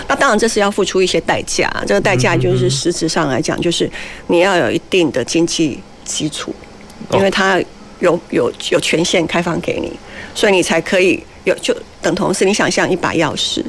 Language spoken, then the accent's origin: Chinese; Taiwan; 我们台湾人其实比较相对保守又比较乖嘛。